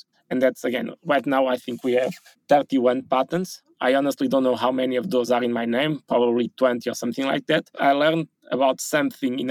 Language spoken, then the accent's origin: English; Portugal; I was born in Portugal